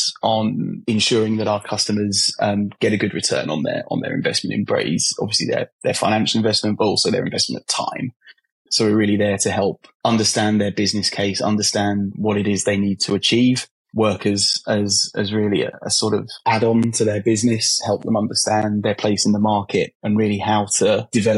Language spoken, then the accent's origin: English; London, United Kingdom; now in Brighton, United Kingdom; I was born in Hammersmith in London, for those who are familiar with London. And I grew up around there and around Southeast London